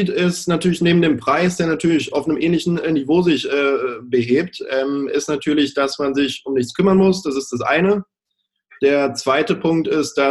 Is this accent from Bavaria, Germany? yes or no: no; Baden-Württemberg, Germany; also born or lived in Australia; ich bin 25 Jahre jung, bin, wie du schon äh, kurz gesagt hast, eingangs geboren in Australien und dann aber relativ früh nach Baden-Württemberg in ein kleines Dörfchen gezogen.